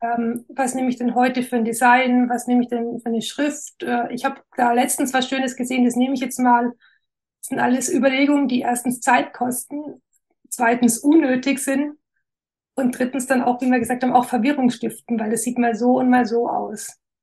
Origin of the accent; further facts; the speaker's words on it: Wernau, Baden-Württemberg, Germany; accent: Alemannic; Ich bin in Wernau, so eine Kleinstadt in der Nähe von Esslingen im Großraum Stuttgart. Genau, ich weiß nicht, ob man es noch an meinem Dialekt